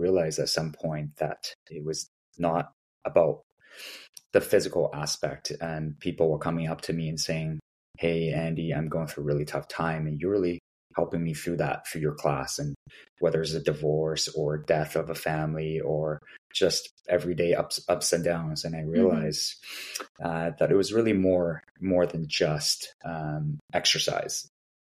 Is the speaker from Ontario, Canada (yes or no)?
no; Vancouver, British Columbia, Canada; now in Toronto, Canada; I grew up in Vancouver